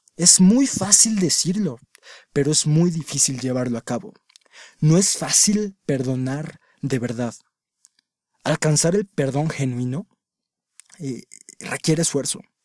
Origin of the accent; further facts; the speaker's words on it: Mexico; en mi país, México